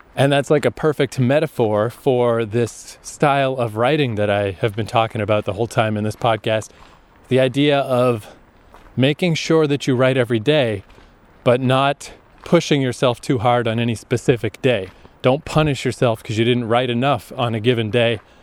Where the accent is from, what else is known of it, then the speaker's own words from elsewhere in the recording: Canada; also born or lived in Japan / Toronto; I've come back to Canada